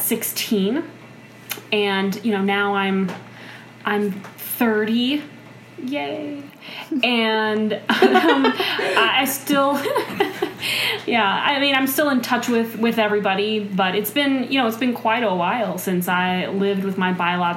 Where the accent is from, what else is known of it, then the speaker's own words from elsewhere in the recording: Dallas, Texas, United States; now in Minnesota, United States; I was born in Texas, in the Dallas-Fort Worth Metro